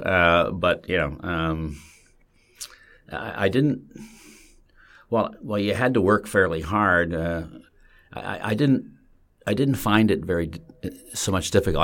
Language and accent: English; Bolton Landing, New York, United States; I grew up, uh, in the mountains, uh, in a spectacularly beautiful place